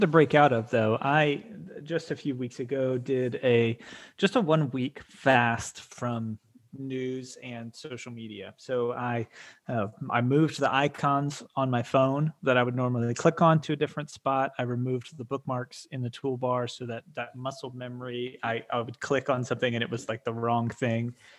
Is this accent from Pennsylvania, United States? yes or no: no; Atlanta, Georgia, United States; we are from the Atlanta area